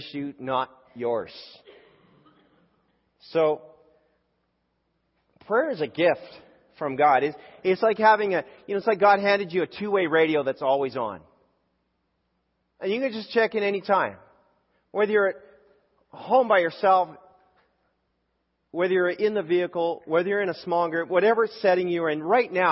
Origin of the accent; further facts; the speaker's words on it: Canada; I grew up in Canada and I grew up in a public school